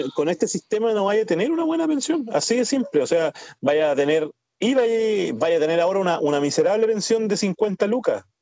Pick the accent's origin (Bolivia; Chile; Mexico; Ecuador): Chile; nosotros como ciudadanos chilenos